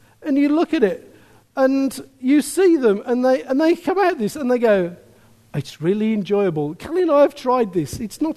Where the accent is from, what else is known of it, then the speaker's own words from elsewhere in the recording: Birmingham, West Midlands, United Kingdom; I'm a man from Birmingham